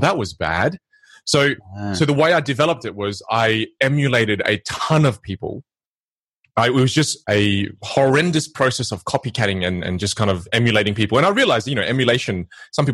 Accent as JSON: {"language": "English", "country": "Australia", "moved": "yes", "lives_now": "Los Angeles, United States", "said": "from Australia, my background is Vietnamese."}